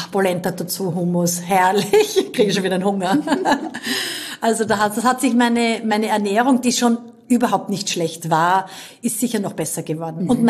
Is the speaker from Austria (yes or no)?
yes; Styria, Austria; Aber einfach nur als Steirerin, das gibt's immer.